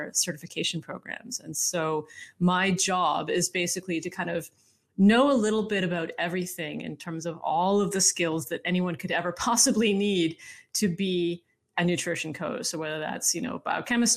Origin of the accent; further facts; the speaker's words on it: Canada; I'm from Canada